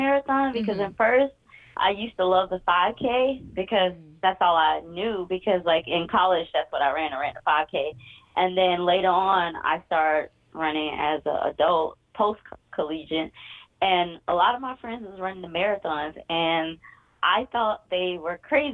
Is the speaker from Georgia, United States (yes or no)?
yes; Atlanta, Georgia, United States; I'm from Atlanta, Georgia. Born in Grady Memorial Hospital.